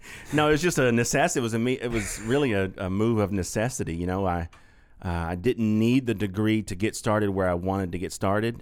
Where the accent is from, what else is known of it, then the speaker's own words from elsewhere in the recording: North Augusta, South Carolina, United States; we, we grew up in North Augusta, right across the river.